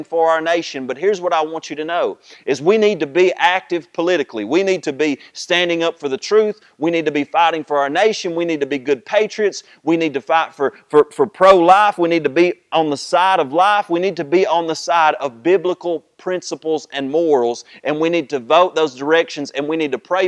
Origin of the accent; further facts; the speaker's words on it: United States; we think as American people